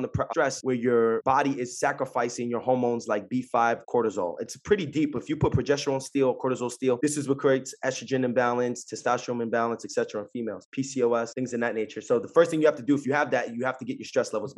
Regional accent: Jersey City, New Jersey, United States; I'm from Jersey City

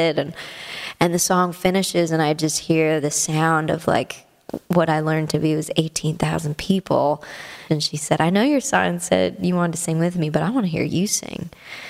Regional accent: Canada; moved away as an adult; now in Nashville, United States; as a Canadian

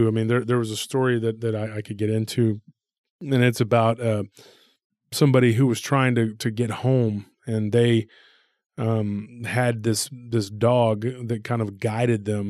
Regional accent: Taylor area, near Austin, Texas, United States; my hometown

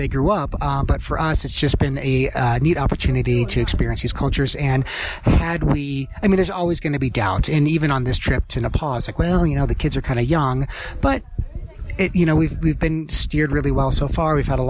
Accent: Midwest, United States; And then where I grew up in the Midwest, you know, my outdoor adventure was kind of the KOA campground.

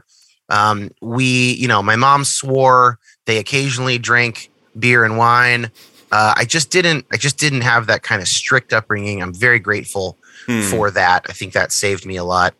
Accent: Northern California, United States; I grew up in Northern California.

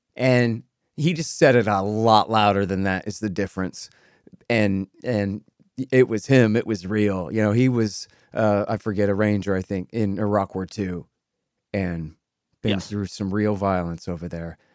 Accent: Texas, United States; I'm a Texan

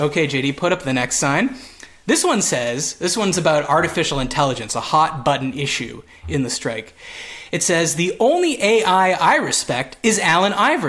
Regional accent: Toronto, Ontario, Canada; we're from Toronto

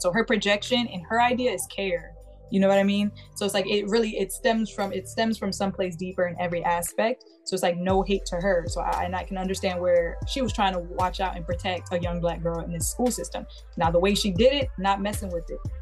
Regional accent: New York, United States; I'm from New York, so like, if you weren't in private school, I didn't grow up, grow up around seeing a whole bunch of people in dress codes and in uniforms

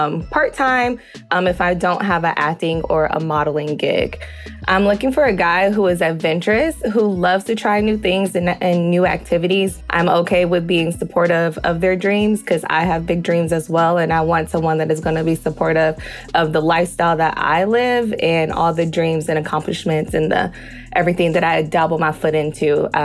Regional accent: Cleveland, Ohio, United States; now in Sherman Oaks, United States; I'm 31 years old, and I'm originally from Cleveland, Ohio, but I currently live in Sherman Oaks, California.

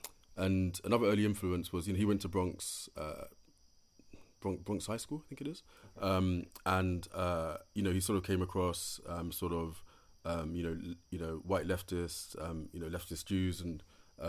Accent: United Kingdom; moved away as an adult; also born or lived in Senegal; now in United States; I'm a British-born African-Caribbean writer

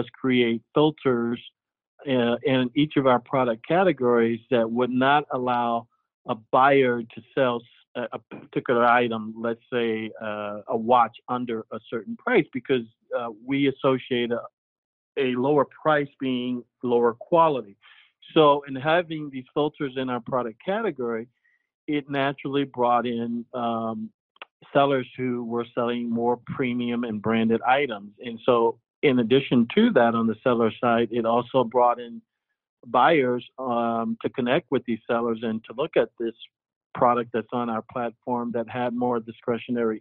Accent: Tampa, Florida, United States; when I was young, growing up in Tampa

